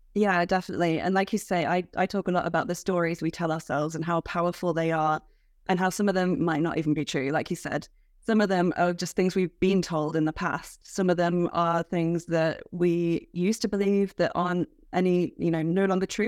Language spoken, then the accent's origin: English; United Kingdom; as a British person